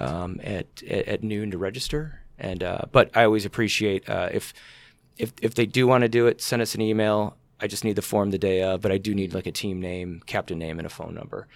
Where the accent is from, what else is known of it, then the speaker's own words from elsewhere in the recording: Elgin, Illinois, United States; I grew up in Elgin, and I was always fascinated, uh, with the Elgin Watch Factory